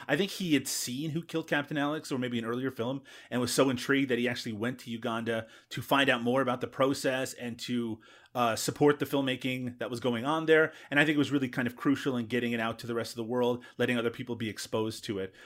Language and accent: English; Newfoundland and Labrador, Canada; growing up in Newfoundland